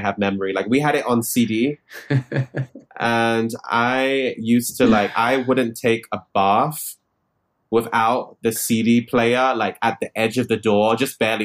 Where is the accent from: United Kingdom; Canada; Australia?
United Kingdom; London; I grew up in Wembley, in London.